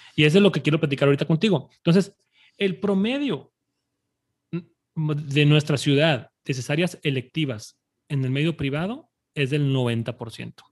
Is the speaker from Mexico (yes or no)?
yes; Monterrey, Nuevo León, Mexico; yo nací aquí, yo nací aquí en Monterrey y aquí he vivido toda mi vida